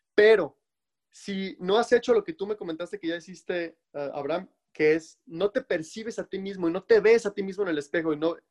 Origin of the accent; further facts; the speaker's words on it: Mexico; now in United States; en mi país, en México